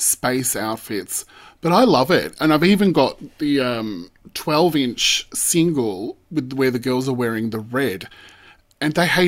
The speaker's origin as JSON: {"language": "English", "country": "Australia", "also_born_or_lived": "Melbourne, Australia", "said": "as Australian fans of the girls"}